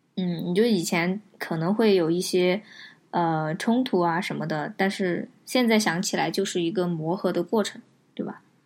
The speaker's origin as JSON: {"language": "Chinese", "town": "Chengdu", "region": "Sichuan", "country": "China", "tie": "born or raised there", "said": "都是在成都这一个片儿区长大的"}